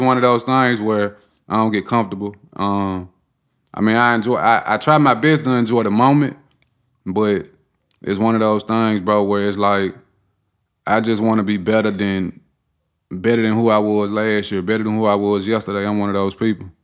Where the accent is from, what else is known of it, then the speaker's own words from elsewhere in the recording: Memphis, Tennessee, United States; born and raised in South Memphis